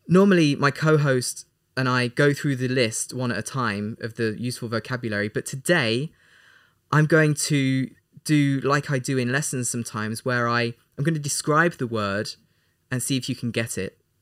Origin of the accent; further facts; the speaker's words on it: England, United Kingdom; We're both from England